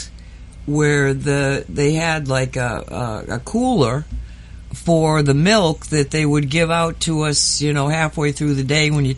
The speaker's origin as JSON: {"language": "English", "town": "Oxford", "region": "Massachusetts", "country": "United States", "tie": "born or raised there", "moved": "yes"}